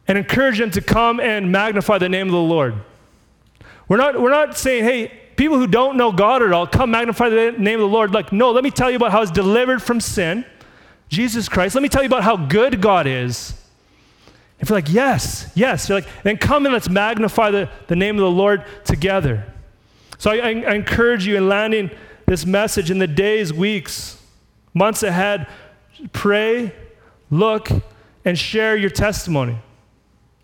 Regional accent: Red Deer, Alberta, Canada; I grew up in Red Deer

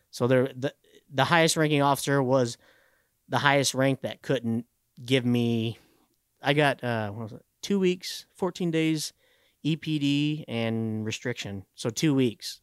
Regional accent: Owasso, Oklahoma, United States; just a few miles up from where we live now.

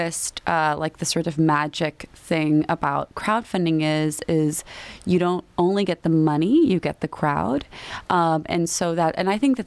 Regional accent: Miami, Florida, United States; first language Spanish; English is a second language; moved away; I'm from Miami

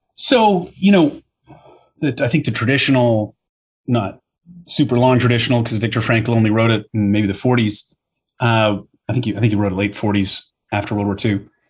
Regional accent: Toronto, Ontario, Canada; moved away; I grew up in Canada where we've got very, very good debating programs

